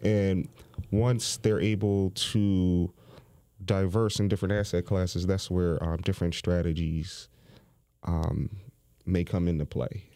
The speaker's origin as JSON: {"language": "English", "town": "Philadelphia", "region": "Pennsylvania", "country": "United States", "tie": "born or raised there", "said": "I grew up in Overbrook Park"}